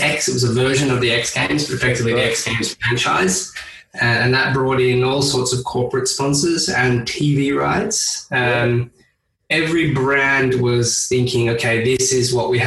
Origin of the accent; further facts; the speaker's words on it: Australia; being Australian